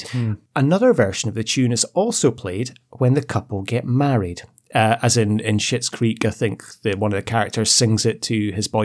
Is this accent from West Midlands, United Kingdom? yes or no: no; Glasgow, Scotland, United Kingdom; I'm from Glasgow, and I've heard … played at hundreds of venues.